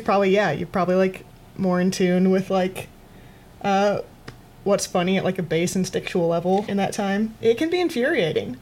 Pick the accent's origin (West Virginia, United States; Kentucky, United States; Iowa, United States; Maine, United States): Iowa, United States; Waterloo; moved away as an adult; also born or lived in Chicago; I'm originally from Iowa. I'm from uh, Waterloo, Iowa, and I went to Iowa State University. And then after I graduated, I moved to Chicago to do comedy